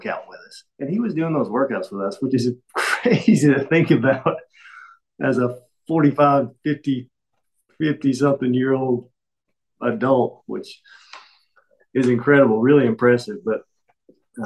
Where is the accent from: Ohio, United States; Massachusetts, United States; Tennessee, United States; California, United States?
Tennessee, United States; Jefferson City; I'm from Jefferson City, still live here, kind of a small town, 30 minutes from Knoxville